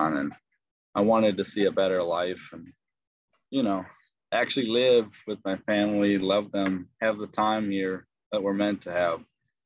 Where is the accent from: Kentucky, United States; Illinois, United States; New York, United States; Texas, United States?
Illinois, United States; Palatine; also born or lived in Upper Peninsula, Michigan; now in St. Charles, United States; I grew up in Palatine, actually, Illinois